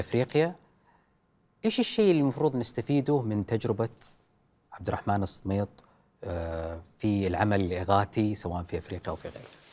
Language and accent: Arabic; Saudi Arabia; انا كسعودي